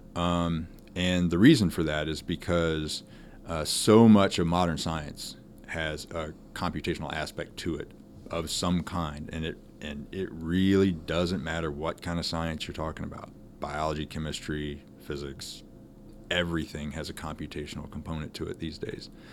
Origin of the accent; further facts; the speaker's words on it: Texas, United States; moved away; I'm from Texas